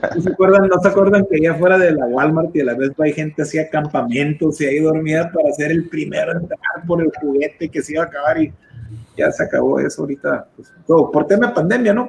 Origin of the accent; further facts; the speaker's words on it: Mexicali, Baja California, Mexico; es frustrante como mexicalense y como mexicano